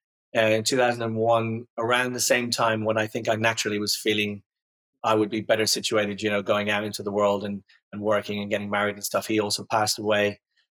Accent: Dublin, Leinster, Ireland; I grew up in Ireland, in Dublin.

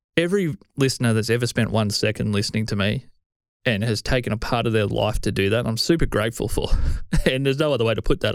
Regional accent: Australia; I'm Australian

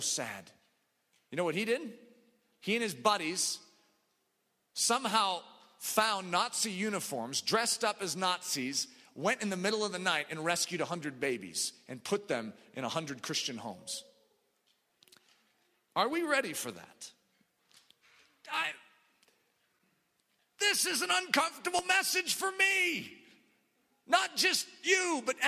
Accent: United States; I grew up in America

